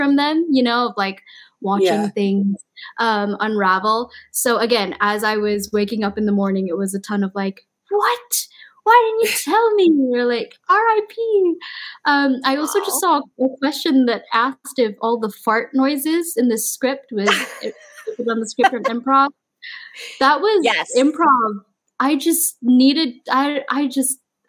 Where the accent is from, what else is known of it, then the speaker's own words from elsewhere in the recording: Malaysia; moved away; I'm from Malaysia